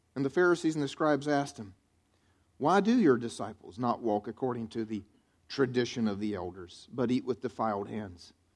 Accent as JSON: {"language": "English", "region": "the South", "country": "United States", "tie": "born or raised there", "said": "I grew up here in the South, and that's the way I was raised"}